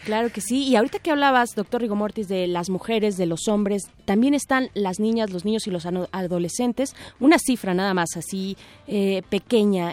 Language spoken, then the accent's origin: Spanish; Mexico; como mexicanos